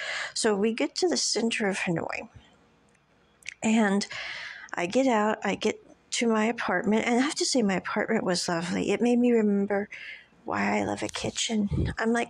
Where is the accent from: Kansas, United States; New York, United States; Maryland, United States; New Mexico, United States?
Kansas, United States; born there; I'm like, I was born in Kansas. I mean, no offense. I'm like, we don't get out much.